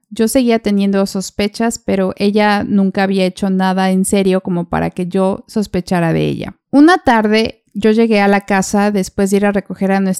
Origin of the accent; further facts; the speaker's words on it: Mexico; Entonces tomamos la decisión de venir a vivir a México de donde yo soy.